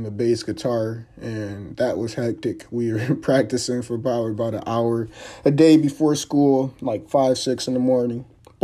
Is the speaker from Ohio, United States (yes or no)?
no; Highland Park, Michigan, United States; also born or lived in Detroit; Born and raised in Detroit for most of my life, Highland Park to be specific